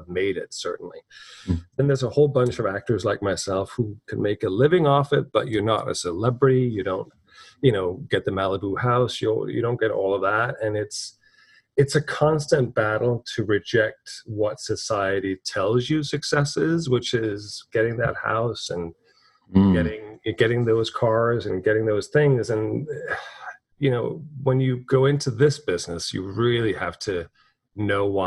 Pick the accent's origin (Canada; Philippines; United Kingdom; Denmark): Denmark; Copenhagen, Capital Region of Denmark; moved away as an adult; also born or lived in Dublin, Ireland; now in New York, United States; Born and raised in Denmark, North Copenhagen, left there at 19, went to Dublin, Ireland.